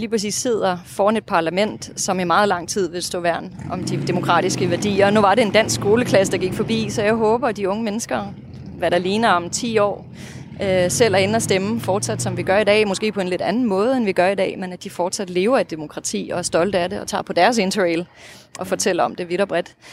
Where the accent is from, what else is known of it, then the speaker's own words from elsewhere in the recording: Russia; first language Russian; Danish is a second language; på mit modersmål, mit oprindelige modersmål i hvert fald, det russiske. Det vil sige, det gør, at jeg kan følge med i de russiske medier i dag